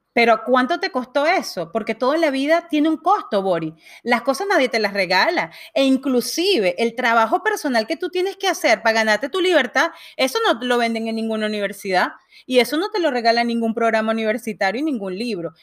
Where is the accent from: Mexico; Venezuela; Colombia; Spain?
Venezuela; moved away; yo vengo de Venezuela y, y de alguna manera crecí viendo este, este, gobierno